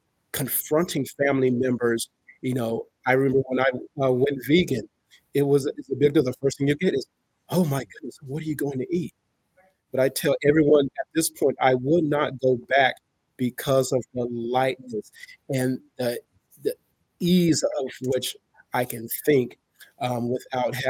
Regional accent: California, United States; now in South Carolina, United States; I'm from California, but I live in the South right now, South Carolina to be exact

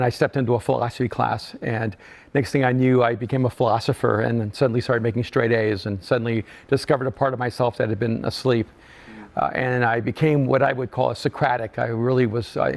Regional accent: El Salvador; moved away; I'm an immigrant from El Salvador

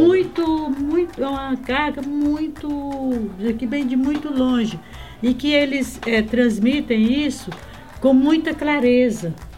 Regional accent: Acre, Brazil; moved away; also born or lived in Rio Branco / Feijó / Ceará; eu nasci no Acre

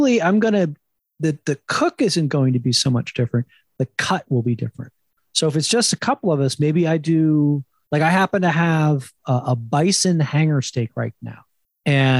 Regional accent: New Jersey, United States; up in the Northeast, I grew up in New Jersey

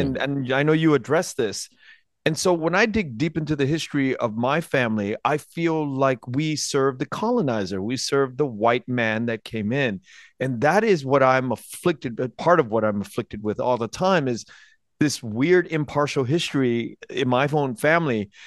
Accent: United States; born or raised there

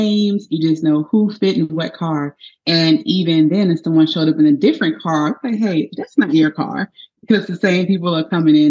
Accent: Baton Rouge, Louisiana, United States; Well, I am from Baton Rouge. Woo-woo. Go Tigers, go Saints, all those good things. Yes. Baton Rouge, Louisiana.

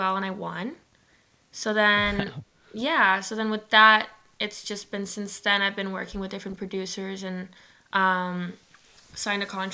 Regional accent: Ottawa, Ontario, Canada; I'm from Ottawa. I grew up in Manitic

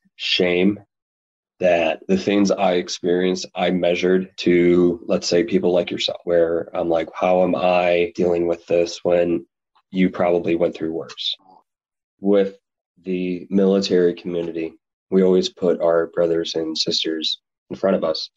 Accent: Chicago suburbs, Illinois, United States; I was born and raised in the Chicago suburbs

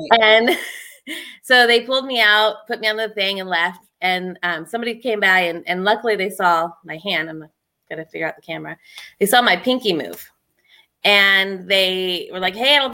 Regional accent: San Diego, California, United States; moved away; also born or lived in Pennsylvania; I'm from San Diego and my mom moved me to Pennsylvania

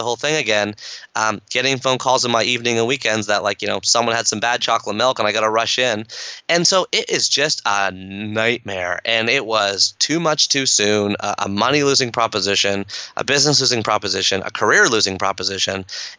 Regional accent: Canada; my mom's from Kenya, my dad's from India, I grew up here in Canada

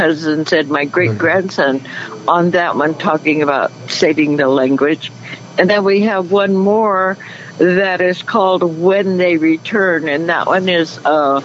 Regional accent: Venice Hill, California, United States; I live just probably like 10 miles from where I was born, there on Venice Hill with the Wukchumni tribe

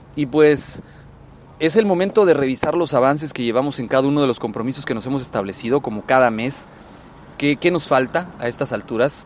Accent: Mexico; en México, en mi país de origen, al cual quiero mucho

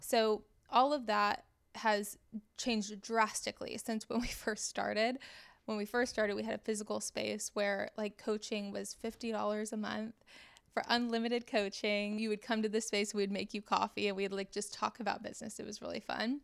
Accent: Dallas, Texas, United States; I'm from Dallas originally

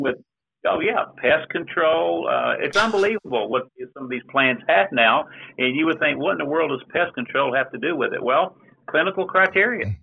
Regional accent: Dallas, Texas, United States; I was born and raised in Dallas, Texas

